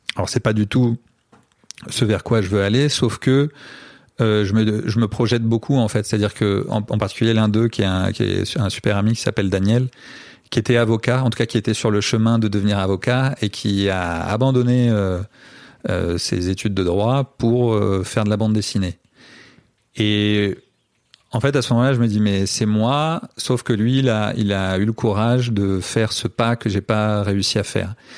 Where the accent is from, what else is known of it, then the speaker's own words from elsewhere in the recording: France; also born or lived in Brazil; je viens de France